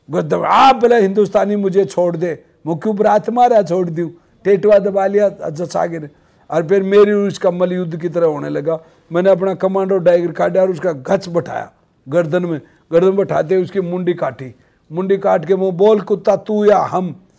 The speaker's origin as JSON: {"language": "Hindi", "area": "Sikar district", "region": "Rajasthan", "country": "India", "tie": "born or raised there", "said": "मेरा गांव जादरा है दयाला नांगल तहसील नीमका थाना में है सीकर जिले का रहने वाला हूँ मैं"}